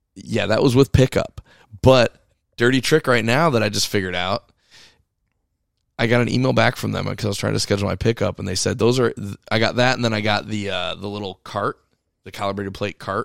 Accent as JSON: {"language": "English", "country": "United States", "said": "us as the American people"}